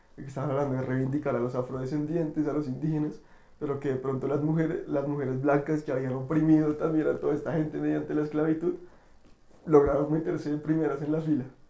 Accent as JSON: {"language": "Spanish", "country": "Colombia", "said": "como sociedad colombiana"}